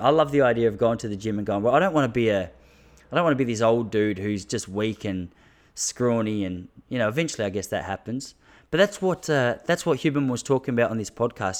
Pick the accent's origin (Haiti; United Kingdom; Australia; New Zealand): Australia; I am an Australian